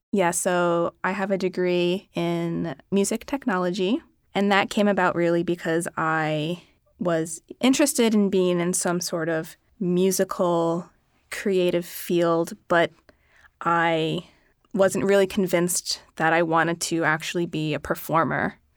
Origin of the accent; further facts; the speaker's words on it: Philadelphia, Pennsylvania, United States; I grew up in Philadelphia